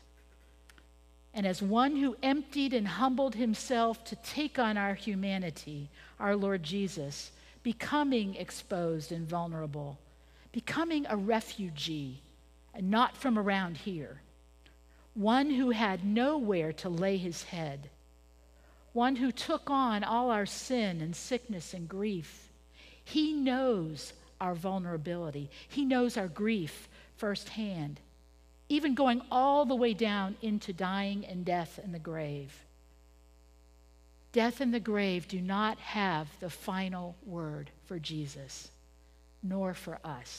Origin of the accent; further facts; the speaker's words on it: Pennsylvania, United States; moved away as an adult; I was born in Pennsylvania